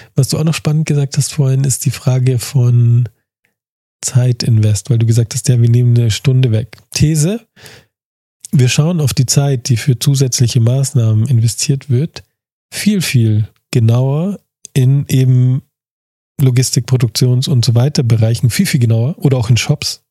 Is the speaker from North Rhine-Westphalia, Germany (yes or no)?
no; Munich, Bavaria, Germany; also born or lived in Starnberg; ich bin ja Münchner, aber ich würde mich nie trauen, ähm, also geboren, born and raised in München